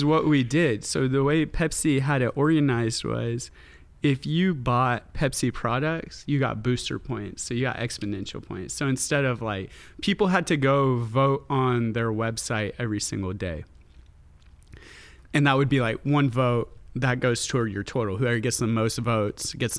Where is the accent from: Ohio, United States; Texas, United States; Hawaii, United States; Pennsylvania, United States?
Texas, United States; my hometown I grew up with, in which has this, you know, very conservative reputation